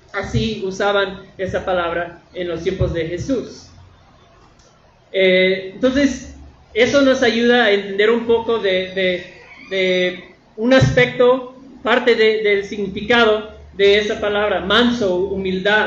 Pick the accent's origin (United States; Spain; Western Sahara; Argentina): United States; northern United States; moved away; en la tierra de donde yo vengo, del norte de, los Estados Unidos, eh, en mi pueblo hay muchos vaqueros